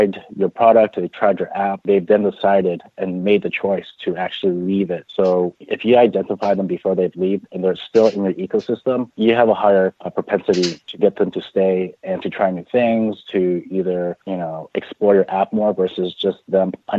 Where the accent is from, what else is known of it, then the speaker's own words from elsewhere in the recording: San Francisco, California, United States; Bay Area local, born and raised in San Francisco